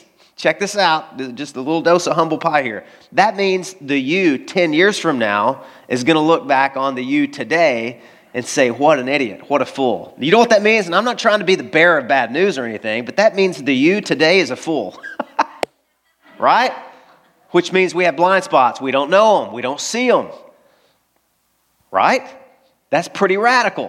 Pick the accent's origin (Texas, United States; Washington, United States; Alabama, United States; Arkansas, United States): Arkansas, United States; I grew up in Arkansas.